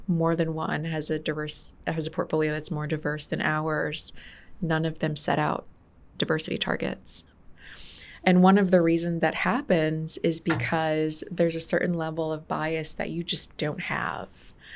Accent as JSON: {"language": "English", "town": "Detroit", "region": "Michigan", "country": "United States", "tie": "born or raised there", "also_born_or_lived": "Farmington Hills, Michigan / Grand Blanc, Michigan", "said": "I grew up in Detroit, Michigan for most of my life. I was born in Detroit, Michigan."}